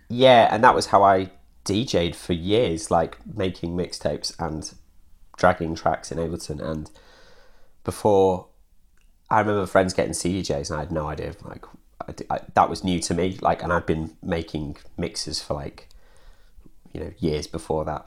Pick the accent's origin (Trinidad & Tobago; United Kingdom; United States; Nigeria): United Kingdom; Derbyshire, East Midlands; moved away as an adult; also born or lived in Hull; now in Manchester, United Kingdom; I grew up in Derbyshire, and then I went to university in Hull, and then I moved to Manchester after university